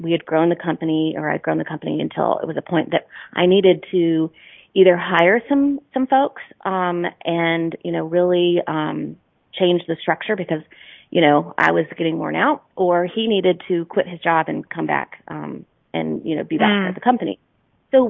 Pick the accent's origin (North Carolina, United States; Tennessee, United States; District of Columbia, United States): North Carolina, United States; moved away as an adult; decided to come back to my home state of North Carolina